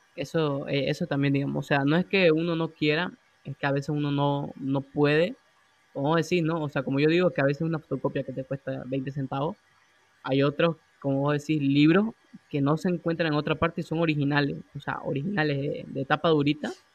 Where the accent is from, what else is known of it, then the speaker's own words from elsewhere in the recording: Santa Cruz de la Sierra, Santa Cruz, Bolivia; nosotros somos de Bolivia, de Santa Cruz